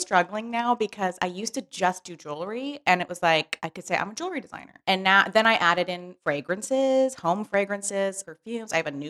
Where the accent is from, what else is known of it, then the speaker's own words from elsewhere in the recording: St. Helena, California, United States; now in Los Angeles, United States; I'm from the Bay Area, from a very tiny, tiny town in Napa Valley called St. Helena. Real small.